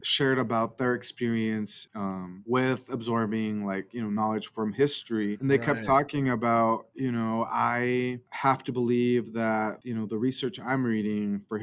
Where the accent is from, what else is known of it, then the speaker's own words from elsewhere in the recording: Idaho, United States; I was born and raised in Idaho. So I've always been here since I was born